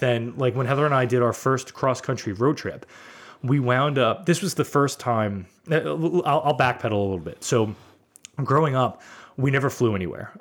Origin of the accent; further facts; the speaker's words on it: New York City, New York, United States; I grew up in Brooklyn